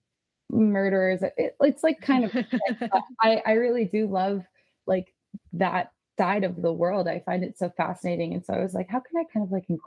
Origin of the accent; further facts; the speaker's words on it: Pennsylvania, United States; moved away; I grew up in Pennsylvania